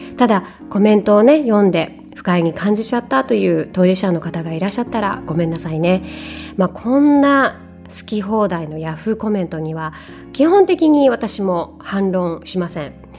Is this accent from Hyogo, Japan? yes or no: yes; Hyogo, Japan; moved away as an adult; also born or lived in Canada / China / Singapore; now in Dubai, United Arab Emirates; 私はもともと兵庫県出 身で18歳からのカナダ留学を皮切りに中国で7年シンガポールで10年暮らして、えー、先月から新たなライフスタイルの実現を求めてドバイへと、えー、拠点を移しました